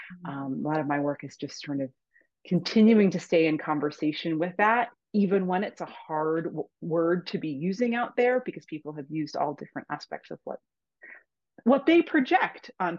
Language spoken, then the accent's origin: English; Cape Cod, Massachusetts, United States; now in Hudson Valley, New York, United States; Cape Cod, Massachusetts, where I'm from originally